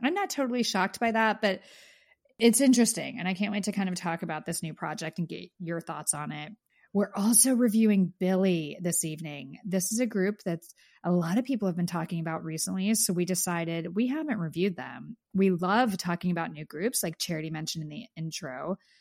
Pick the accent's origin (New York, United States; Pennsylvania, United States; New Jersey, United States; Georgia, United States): Pennsylvania, United States; I grew up in Pennsylvania